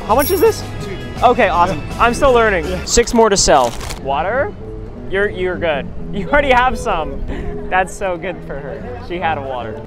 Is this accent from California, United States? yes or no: no; Texas, United States; I'm from Texas.